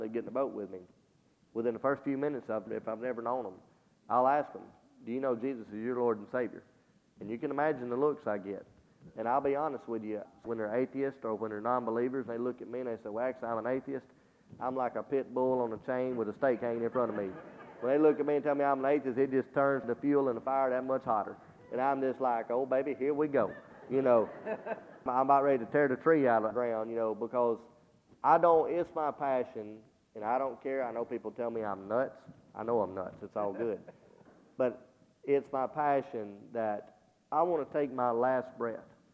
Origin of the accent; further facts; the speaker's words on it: Hamilton, United States; moved away; when we go back to Hamilton, to my hometown